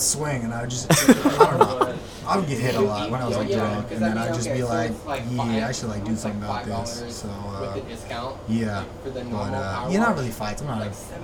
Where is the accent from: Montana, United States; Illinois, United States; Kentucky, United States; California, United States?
California, United States; Ventura; now in Los Angeles, United States; it was like my hometown club